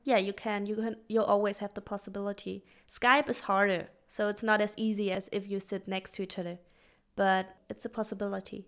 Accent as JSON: {"language": "English", "town": "Freiburg", "region": "Baden-Württemberg", "country": "Germany", "tie": "born or raised there", "also_born_or_lived": "Australia / Stuttgart", "moved": "as an adult", "said": "I came back a year ago to be back to my hometown because my heart kind of lives here too"}